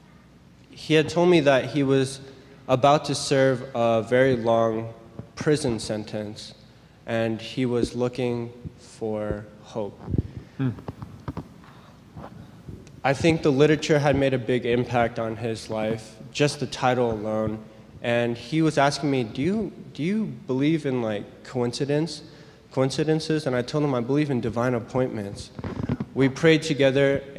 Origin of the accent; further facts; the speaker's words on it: California, United States; I'm from California